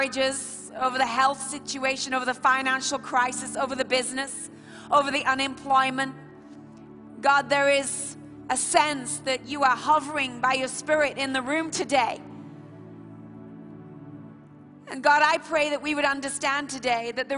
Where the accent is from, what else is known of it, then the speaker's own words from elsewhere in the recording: Bradford, Yorkshire and the Humber, United Kingdom; We're from Bradford